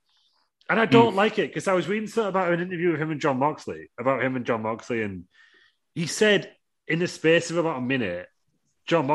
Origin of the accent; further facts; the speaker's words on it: United Kingdom; I'm British.